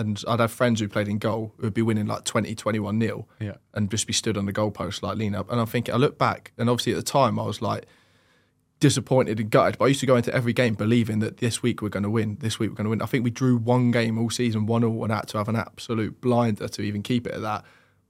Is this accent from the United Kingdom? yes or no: yes; Isle of Wight, South East England, United Kingdom; My dad was a football manager at a local team on the Isle of Wight, and I used to go and watch, and I used to love the goalkeeper there, Steve Lawton.